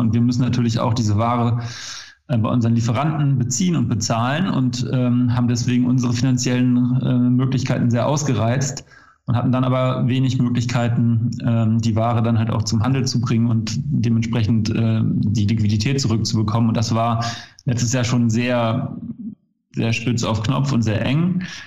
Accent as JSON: {"language": "German", "town": "Overath", "region": "North Rhine-Westphalia", "country": "Germany", "tie": "born or raised there", "said": "ich bin im Umland von Köln groß geworden, in Overath im Bergischen"}